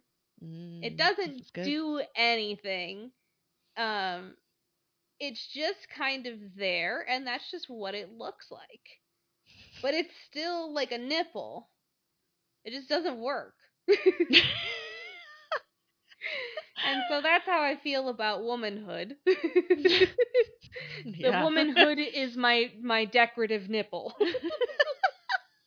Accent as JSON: {"language": "English", "region": "Midwest", "country": "United States", "said": "I'm from the Midwest"}